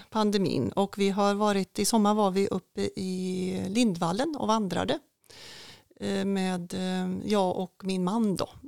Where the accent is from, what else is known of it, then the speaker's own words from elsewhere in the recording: Tidaholm, Västra Götaland, Sweden; Tidaholm är ju en trygg stad, en liten stad att växa upp i. Vi bodde i, ja, med mina föräldrar och vi flyttade, bodde i några olika hus här i Tidaholm